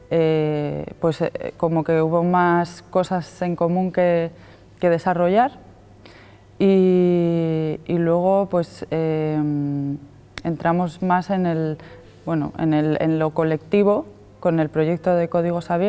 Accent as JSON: {"language": "Spanish", "town": "Madrid", "region": "Community of Madrid", "country": "Spain", "lives_now": "Asturias, Spain", "said": "vengo de Madrid. He llegado a Asturias hace mm, tres años, más o menos"}